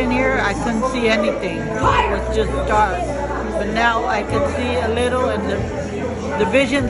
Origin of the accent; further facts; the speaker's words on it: Riverside, California, United States; I'm from Riverside